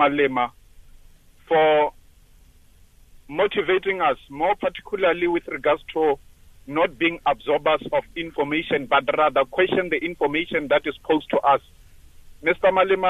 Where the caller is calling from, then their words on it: Cape Town, Western Cape, South Africa; also born or lived in Seshego; I'm calling from Cape Town. I came all the way from Seshego.